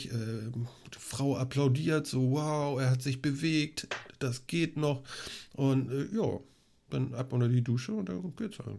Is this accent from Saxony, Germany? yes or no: no; Schleswig-Holstein, Germany; Was wir vielleicht erzählen könnten, wir sind Schleswig-Holsteiner. Speckgürtel Hamburg.